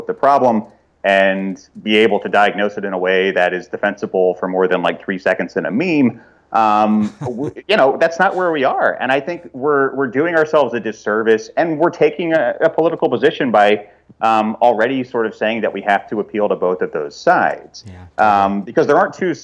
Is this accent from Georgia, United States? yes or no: no; Fort Smith, Arkansas, United States; moved away; my hometown of Fort Smith